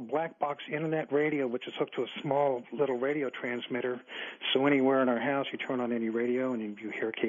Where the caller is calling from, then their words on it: Myrtle Beach, South Carolina, United States; Now, I'm calling from Myrtle Beach in South Carolina